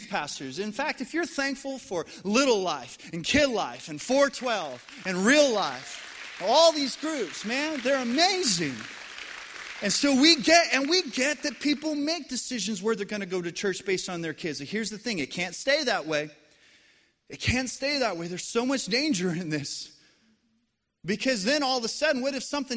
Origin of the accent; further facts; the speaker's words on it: Colorado, United States; moved away as an adult; also born or lived in central Arkansas; now in Arkansas, United States; born and raised in Colorado